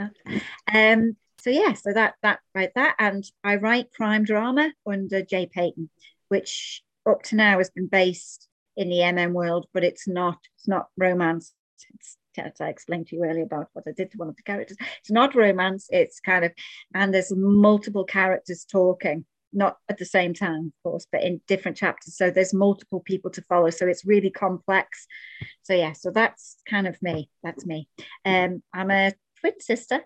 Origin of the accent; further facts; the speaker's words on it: Isle of Man; I am Manx. So for those of you that don't know what that means, it means that I was born in the Isle of Man.